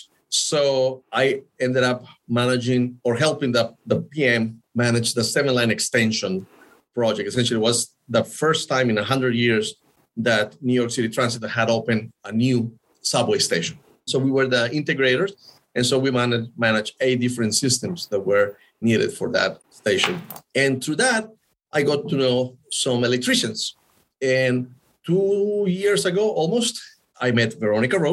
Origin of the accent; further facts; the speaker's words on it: Costa Rica; English is a second language; moved away as an adult; also born or lived in Venezuela / Italy / Los Angeles; I'm originally from Costa Rica. I did my bachelor's degree down there in business administration